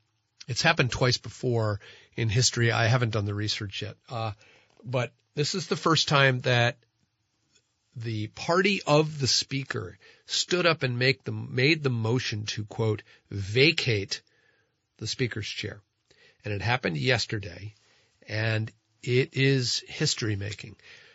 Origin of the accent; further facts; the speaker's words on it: New Jersey, United States; now in Vermont, United States; I'm from New Jersey.